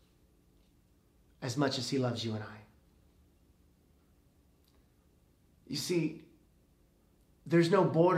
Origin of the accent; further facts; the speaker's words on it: United States; I'm so grateful that I live here